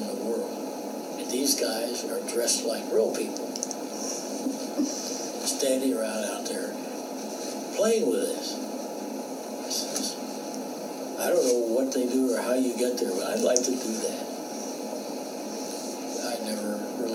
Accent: Alabama, United States; moved away as an adult; I came up from Alabama

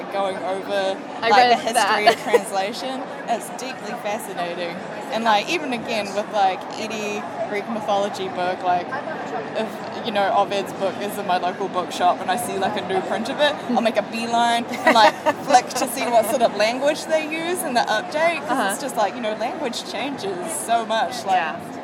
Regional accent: New Zealand; I am from New Zealand

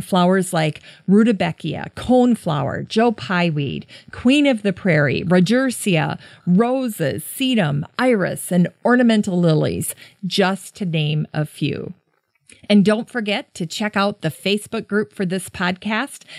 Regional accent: Worthington, Minnesota, United States; growing up in Worthington near Sioux Falls, South Dakota

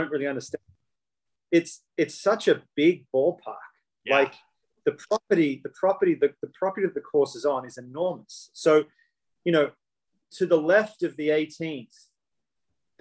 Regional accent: Australia; me being an Australian

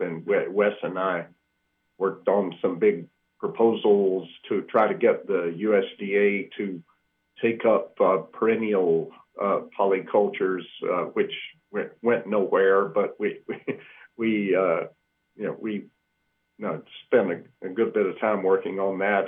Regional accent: Georgia, United States; moved away as an adult; also born or lived in Iowa / Manhattan, Kansas; I grew up in Georgia

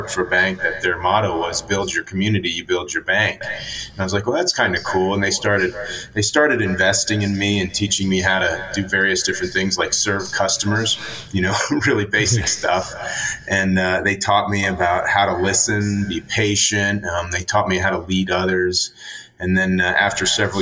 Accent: Florida, United States; I grew up in Florida and played sports

